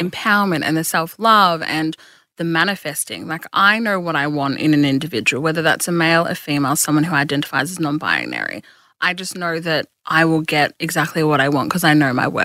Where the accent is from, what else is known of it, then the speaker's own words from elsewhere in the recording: Geelong, Victoria, Australia; from Geelong who does